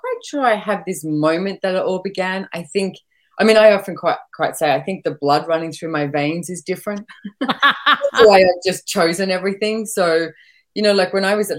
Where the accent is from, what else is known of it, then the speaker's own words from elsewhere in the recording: Sydney, New South Wales, Australia; moved away as an adult; I was born and bred in Sydney